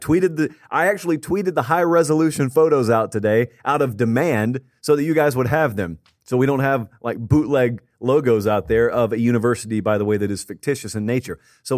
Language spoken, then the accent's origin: English; Georgia, United States; Yes, I grew up in Georgia. No, up until this Friday, I have never set foot in the state of Iowa.